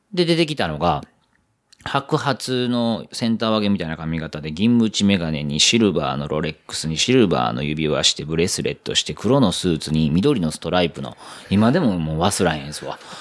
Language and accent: Japanese; Minamikawachi, Osaka, Japan; moved away as an adult; also born or lived in Amerikamura, Osaka; now in Tokyo, Japan; 本当の生まれは南河内なんですよ。